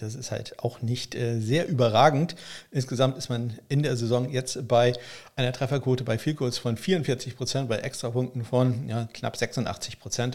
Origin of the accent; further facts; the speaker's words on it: Northern Germany, Germany; ich bin ja Norddeutscher